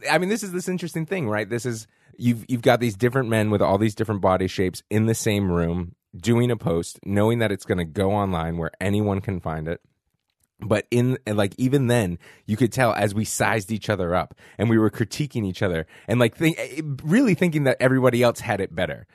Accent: Boston, Massachusetts, United States; also born or lived in San Francisco; now in New York, United States; I'm from Boston, Massachusetts

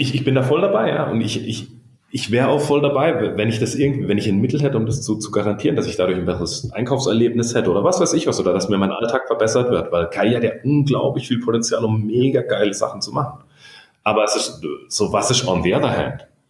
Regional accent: Baden-Württemberg, Germany; accent: Badisch; Ich bin aus dem Süden

